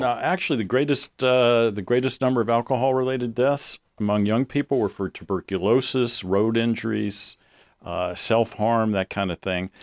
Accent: the South, United States; I grew up in the South

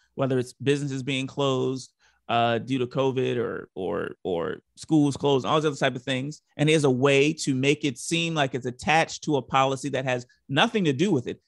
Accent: Baltimore, Maryland, United States; moved away; I grew up in Baltimore

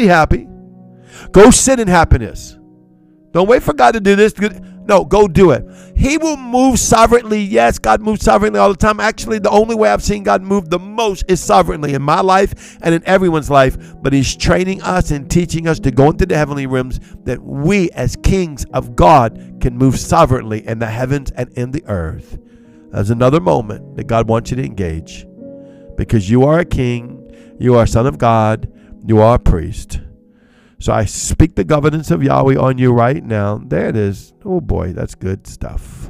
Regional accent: Cajun, Louisiana, United States; I'm Cajun

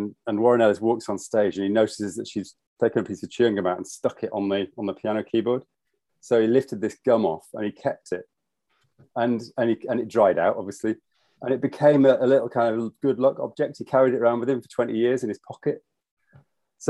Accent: Yorkshire and the Humber, United Kingdom; moved away as an adult; also born or lived in London; now in Edinburgh, United Kingdom; I'm actually a Yorkshireman. So I'm proud to be from Yorkshire, but I moved to London when I was, I don't know, in my early 20s

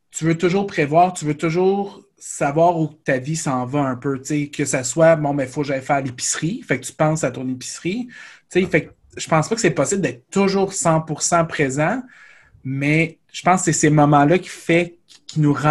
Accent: Shawinigan, Quebec, Canada; Moi, je viens de Shawinigan. Et vous étiez venu à Shawinigan à l'aréna Jacques Plante.

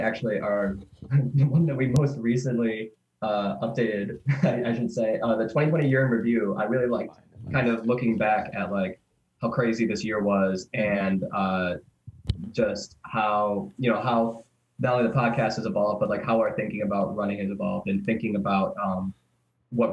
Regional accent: Southeast Michigan, United States; moved away; I grew up in the Southeast Michigan area

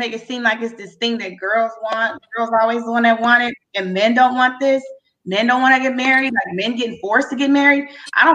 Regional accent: Haiti; moved away; I'm originally from Haiti

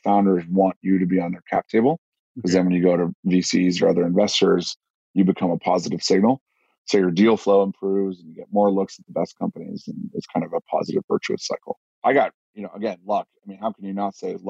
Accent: Los Altos, California, United States; as a kid, I grew up in Silicon Valley. I'm like the only guy in tech actually from there. I grew up in a town called Los Altos

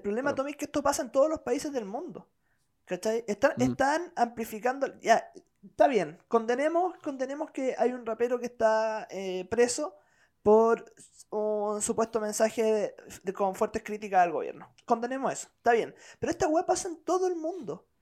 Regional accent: Chile

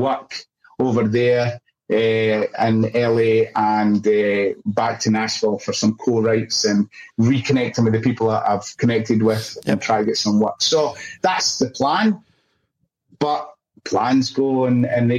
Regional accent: Scotland, United Kingdom; now in Australia; I'm Scottish

